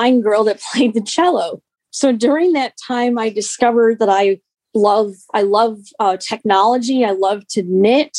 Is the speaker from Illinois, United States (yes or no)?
yes; Park Ridge, Illinois, United States; where I was living in my hometown of Park Ridge